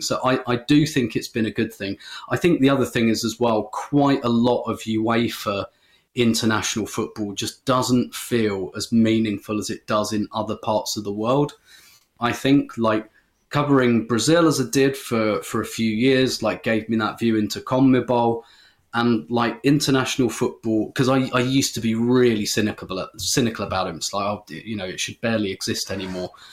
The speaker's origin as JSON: {"language": "English", "region": "England", "country": "United Kingdom", "said": "speaking as an English person"}